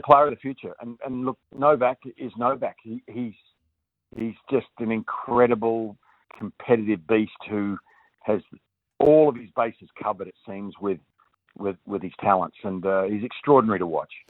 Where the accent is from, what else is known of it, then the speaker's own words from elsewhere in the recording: Australia; as an Australian